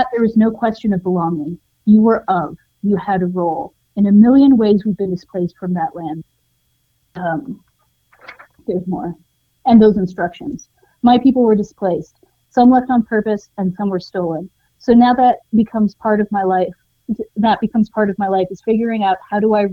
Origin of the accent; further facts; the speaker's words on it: Montana, United States; now in New Mexico, United States; I grew up in Montana initially